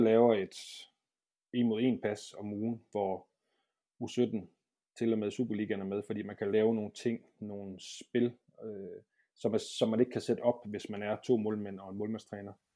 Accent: Brøns, Southern Denmark, Denmark; moved away as an adult; also born or lived in Aarhus; det var jeg mange år nede i Brøns, hvor jeg kommer fra, nede i Sønderland

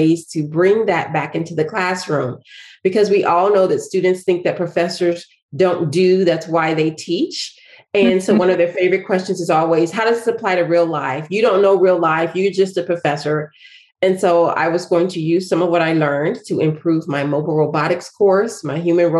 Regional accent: Nashville, Tennessee, United States; moved away; I am from Nashville, Tennessee

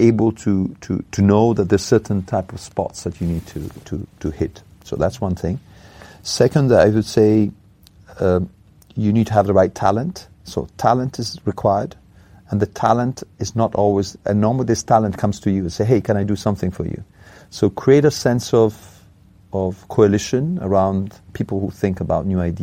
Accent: Italy; moved away; In Italy, my home country

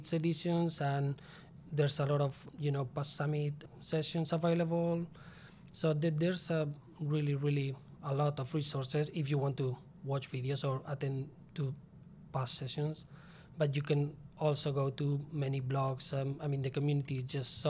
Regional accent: Spain; English is a second language; moved away as an adult; back in my home country, Spain.

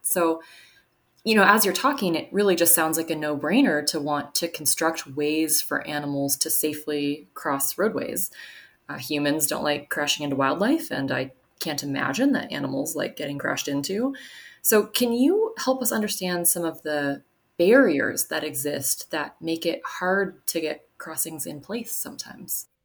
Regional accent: Flathead Valley, Montana, United States; growing up in the Flathead Valley here in Montana

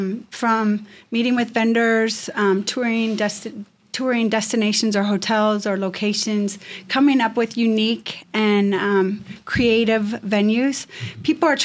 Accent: Midwest, United States; My mom and dad loved to entertain. So growing up in the Midwest, we would throw parties.

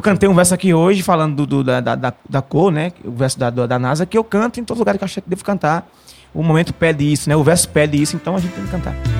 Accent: Mata Norte, Pernambuco, Brazil; meu povo lá, a Mata Norte em geral

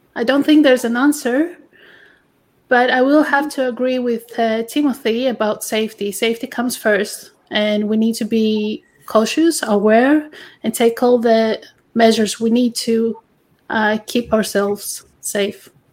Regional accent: Greece; English is a second language; moved away; I'm originally from Greece

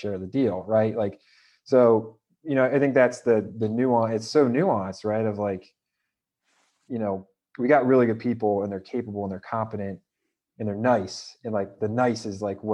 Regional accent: Ohio, United States; moved away as an adult; also born or lived in Rhode Island; now in New York City, United States; I'm in New York City, but a lot of our company is in Ohio, and I'm originally from Ohio.

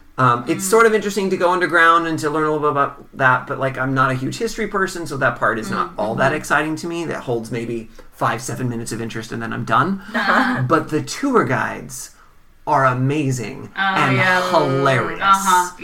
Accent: Seattle, Washington, United States; I grew up in the Seattle area

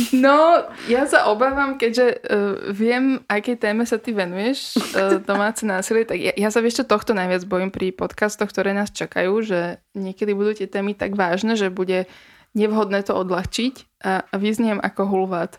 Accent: Bratislava, Bratislava Region, Slovakia; ja som Ružinov, ja som Ružinov, Ružinov.

